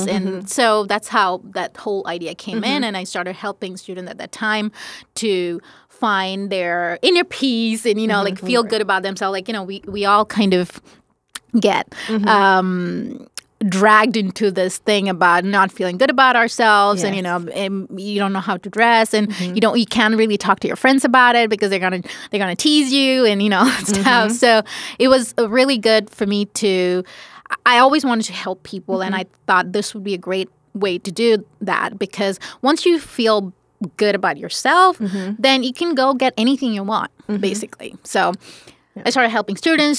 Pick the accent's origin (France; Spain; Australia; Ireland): France; Paris, Île-de-France; also born or lived in India; now in United States; I grew up in France. I mostly grew up in Paris